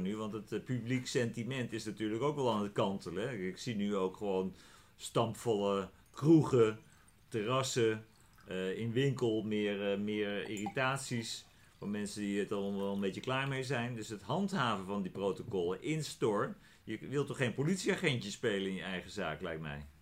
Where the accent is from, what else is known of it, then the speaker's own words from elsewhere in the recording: Netherlands; als Nederlanders